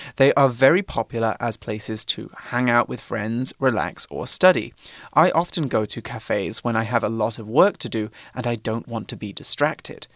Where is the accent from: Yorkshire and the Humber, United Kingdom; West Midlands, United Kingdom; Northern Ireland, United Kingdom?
West Midlands, United Kingdom; Droitwich; moved away; my hometown, which Aww. is a small um, British town in the middle of England, in the Midlands. It's called Droitwich.